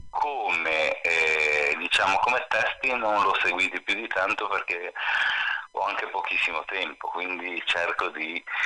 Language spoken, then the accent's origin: Italian; Liguria, Italy; io sono un ligure